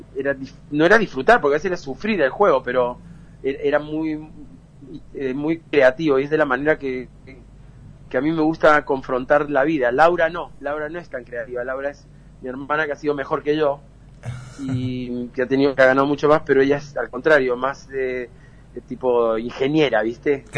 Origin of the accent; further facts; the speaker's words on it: Peru; also born or lived in Córdoba, Argentina; mis padres eh, son cordobeses y nos mudamos de, de Argentina para Perú cuando yo tenía 7, 8 años